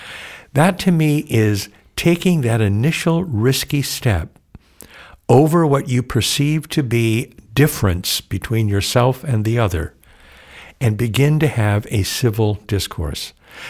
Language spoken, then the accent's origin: English; Oxnard, California, United States; Well, I was born in Oxnard, California, which is just south of Santa Barbara. I'm a third generation native Californian. My family settled in that area back in the late 1800s. I grew up in a small town, a very Catholic community